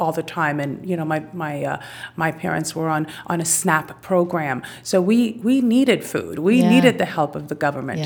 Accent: New York City, New York, United States; I'm a native New Yorker, you know, born and raised in Brooklyn

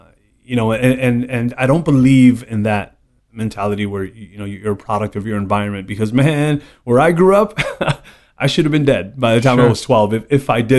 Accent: New York, United States; So, I mean, you know, I grew up 43 years in New York, born and raised.

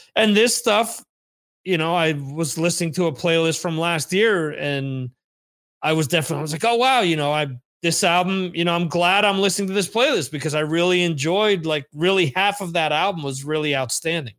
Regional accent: New Jersey, United States; where I grew up in New Jersey

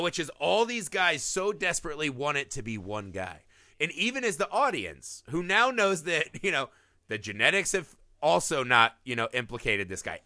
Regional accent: Midwest, United States; I grew up in the Midwest

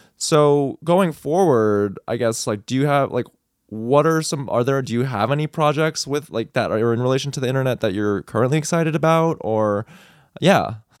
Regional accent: Texas, United States; growing up in Texas, I was a high school kid

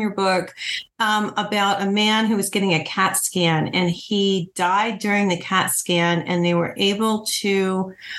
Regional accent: Ohio and Michigan, Midwest, United States; moved away; also born or lived in New Mexico; I grew up in Ohio and Michigan.

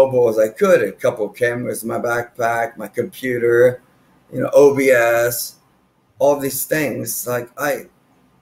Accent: Austin, Texas, United States; I've been in from Austin from 1998. My dad got a transfer over here in Coca-Cola, working for Coca. And my mom got a transfer working for the Texas State Senate

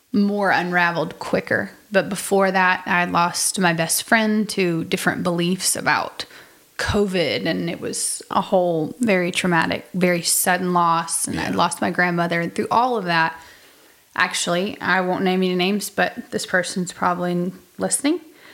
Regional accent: United Kingdom; Yeah, I'm a British person.

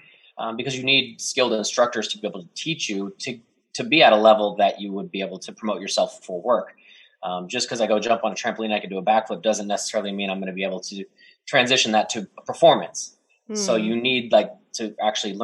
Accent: Dallas, Texas, United States; moved away; I'm from Dallas

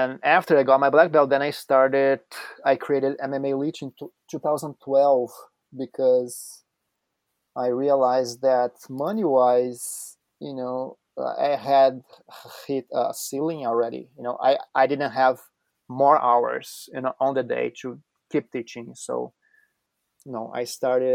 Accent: Curitiba, Paraná, Brazil; moved away; I was born in Brazil in Curitiba

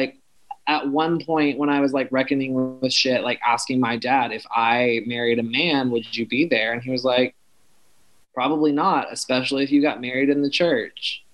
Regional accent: the South, United States; I was raised in the church. I was raised in the South

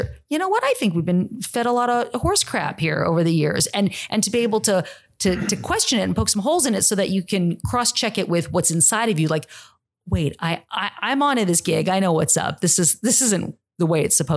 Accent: San Jose, California, United States; moved away as an adult; also born or lived in New Jersey; now in Charlotte, United States; I was born in New Jersey, but I grew up in California, in San Jose, California

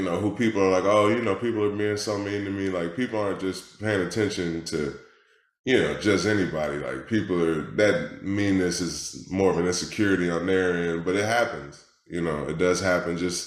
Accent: Detroit, Michigan, United States; I'm from Detroit, Michigan, originally. That's where I was born and raised

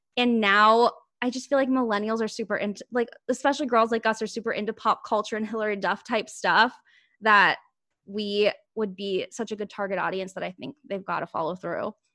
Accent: Ohio, United States; moved away as an adult; now in New York City, United States; I'm from Ohio

